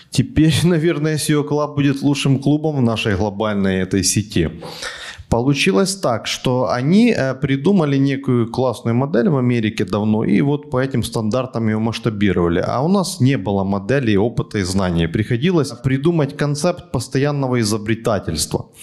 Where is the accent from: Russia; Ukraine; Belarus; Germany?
Ukraine; Kyiv; Киев, мы с Украины.